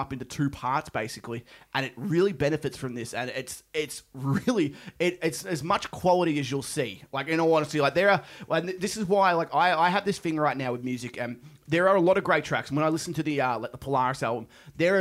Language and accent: English; Australia